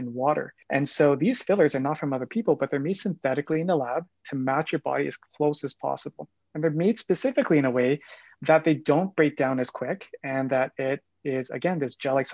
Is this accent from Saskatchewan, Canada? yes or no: no; Calgary, Alberta, Canada; also born or lived in Japan; I'm Born and raised in Calgary. I did my schooling here in Calgary, so I'm a local